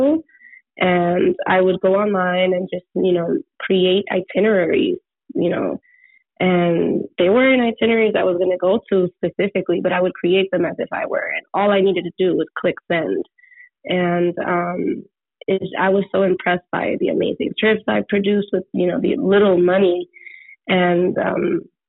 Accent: New York City, New York, United States; I come from the Bronx, and my family's from the Dominican Republic

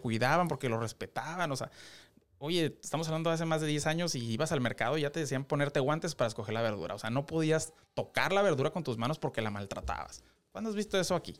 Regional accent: Mexicali, Baja California, Mexico; soy de Mexicali

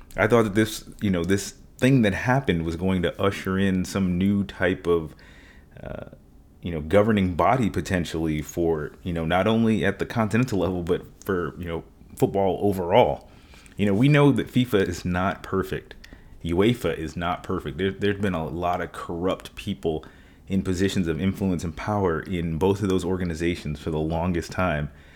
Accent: United States; I'm an American

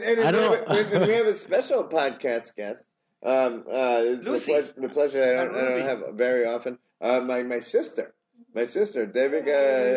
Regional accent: United States; As a minority growing up in America

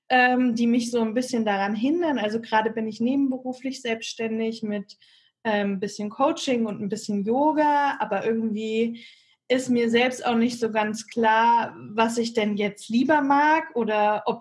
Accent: Bad Homburg, Hesse, Germany; Ich komme aus äh, Bad Homburg. In der Nähe von Frankfurt ist das.

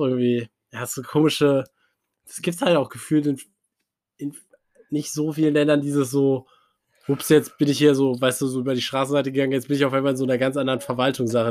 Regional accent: Cologne, North Rhine-Westphalia, Germany; ich bin Kölner.

